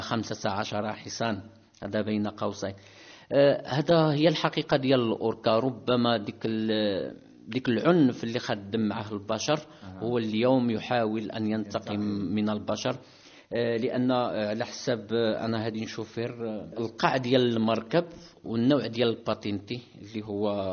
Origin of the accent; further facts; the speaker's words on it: Tangier, Tanger-Tetouan-Al Hoceima, Morocco; خلقت ربي هنايا في طنجة بالضبط في حي دراد كنا قرابين آه، المرقله المدرسه اللي قريت فيها قاضي